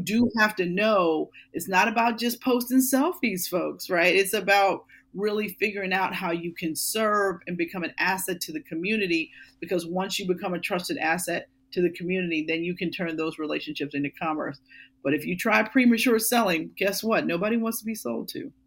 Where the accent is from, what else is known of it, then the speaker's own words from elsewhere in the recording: Pittsburgh, Pennsylvania, United States; moved away as an adult; now in Philadelphia, United States; I worked for the NBC station in Pittsburgh in my hometown